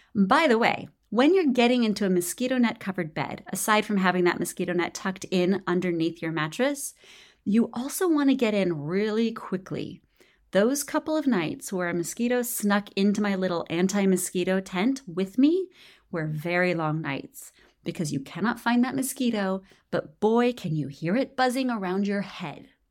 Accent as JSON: {"language": "English", "country": "United States", "also_born_or_lived": "Nicaragua", "said": "not only as an American"}